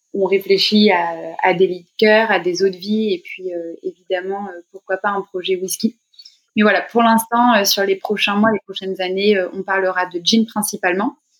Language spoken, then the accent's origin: French; Paris, Île-de-France, France; moi je suis originaire de Paris, j'ai grandi j'ai grandi ici